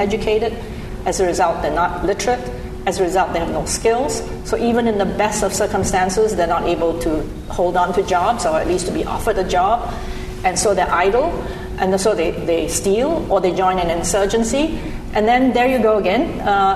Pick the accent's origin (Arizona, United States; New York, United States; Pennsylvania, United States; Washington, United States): New York, United States; I come from New York, where schlep is used very commonly